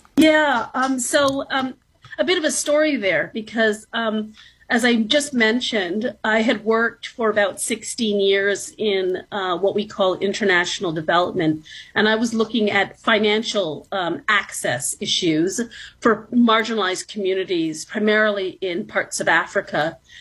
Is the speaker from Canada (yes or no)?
yes; Toronto, Ontario, Canada; also born or lived in New York City; So I was born in New York City, actually. So I'm American born, but I was raised since I was very young in the city of Toronto